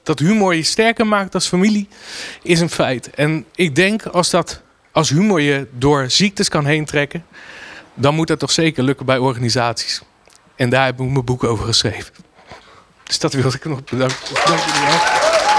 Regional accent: Rotterdam, South Holland, Netherlands; als Rotterdammer

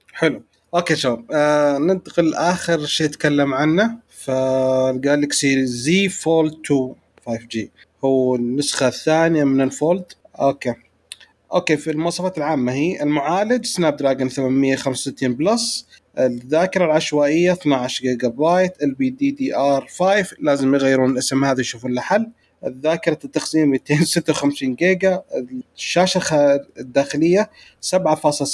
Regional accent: Saudi Arabia; عندنا في السعوديه

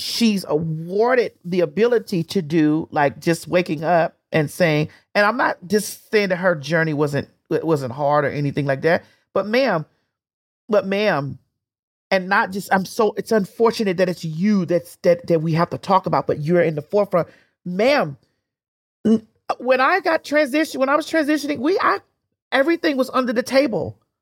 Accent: Miami, Florida, United States; growing up in Miami, people don't understand that, um, it's still the South

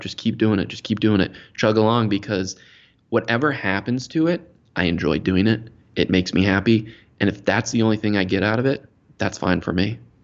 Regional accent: Maryland, United States; born and raised in Maryland, just outside of D C, the nation's capital.

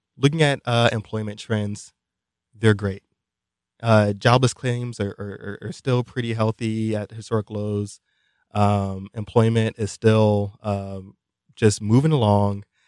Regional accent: New York City, New York, United States; I was born in Brooklyn, New York

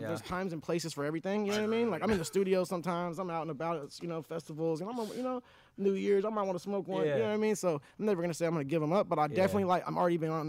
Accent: Orange County, California, United States; I'm born and raised in Orange County. If any of you guys don't know, I'm from Orange County, born and raised, and I want to do a lot of giving back to where I came from.

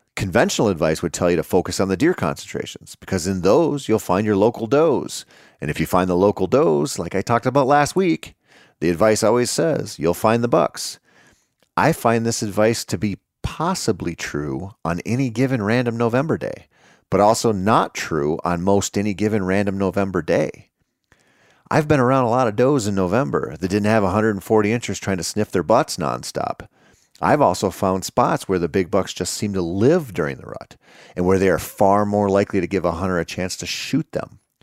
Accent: Minnesota, United States; in my home state of Minnesota

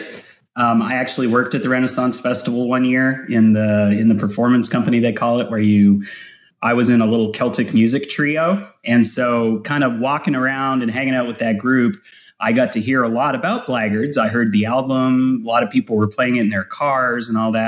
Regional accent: Houston, Texas, United States; accent: Canadian; also born or lived in Calgary, Canada / Northeastern Canada; I was born there. I lived there till I was about 8 years old, and I moved down to Houston. So I've pretty much lived most of my life in Houston.

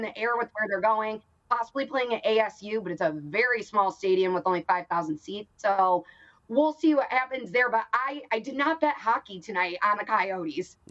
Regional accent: Chicago, Illinois, United States; now in Phoenix, United States; I'm from Chicago

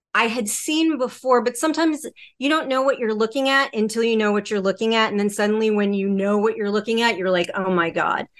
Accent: Connecticut, United States; moved away as an adult; also born or lived in Los Angeles; I grew up in Connecticut. Um, I moved to Los Angeles for work, work and television.

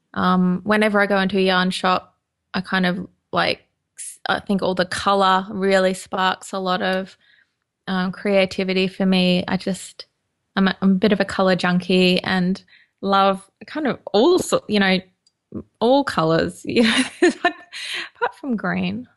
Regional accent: Toowoomba, Queensland, Australia; now in London, United Kingdom; I was born and bred in Queensland in Australia

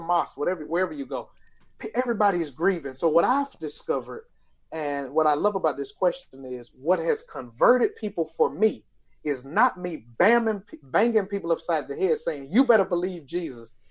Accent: Lithonia, Georgia, United States; I'm from Lithonia, Georgia

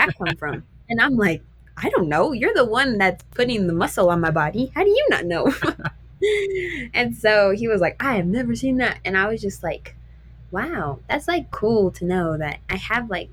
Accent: New Mexico, United States; I grew up in New Mexico and I get to run against these girls in New Mexico

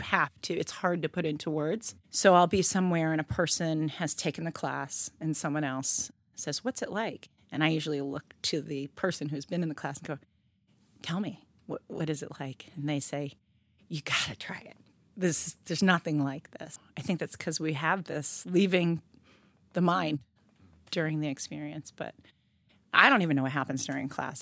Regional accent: New York City, New York, United States; moved away as an adult; also born or lived in Woodstock, Vermont; now in Providence, United States; We moved to New York City. I grew up in Harlem

